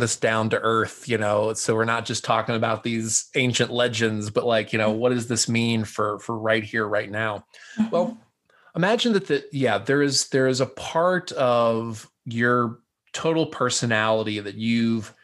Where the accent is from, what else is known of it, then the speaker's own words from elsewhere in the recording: the South, United States; I'm a Southerner by birth